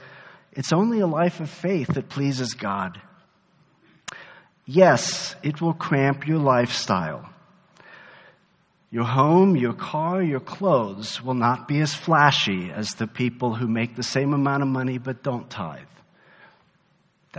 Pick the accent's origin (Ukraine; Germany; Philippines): Germany; moved away; I grew up in Germany.